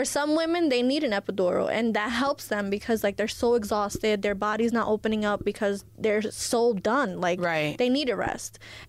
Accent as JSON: {"language": "English", "town": "Elizabeth", "region": "New Jersey", "country": "United States", "tie": "born or raised there", "said": "I was born here. I was born in Elizabeth, where I'm from."}